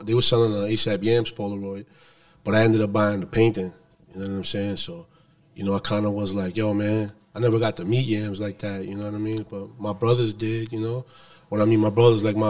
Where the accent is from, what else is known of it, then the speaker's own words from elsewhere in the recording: New York City, New York, United States; I'm from the Bronx.